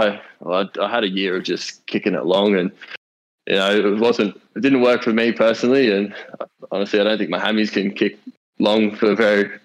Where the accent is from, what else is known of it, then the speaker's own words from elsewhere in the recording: near the Gold Coast, Queensland, Australia; also born or lived in Melbourne; now in Newcastle, Australia; Growing up near the Gold Coast